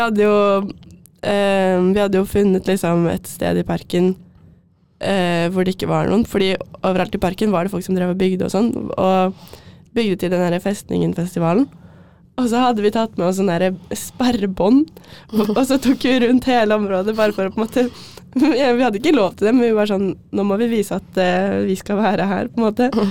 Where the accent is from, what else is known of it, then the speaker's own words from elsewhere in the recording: Asker, Akershus, Norway; jeg er fra Asker